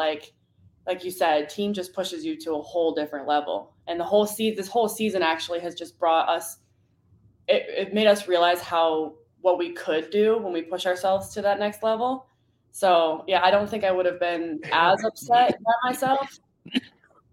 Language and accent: English; Michigan, United States; also born or lived in Idaho; now in Missouri, United States; I'm from Michigan